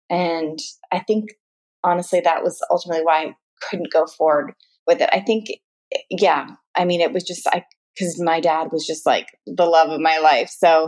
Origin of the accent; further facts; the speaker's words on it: United States; But that's where I realize I'm very American, because I'm like, oh, I love being tanner, the darker, the better.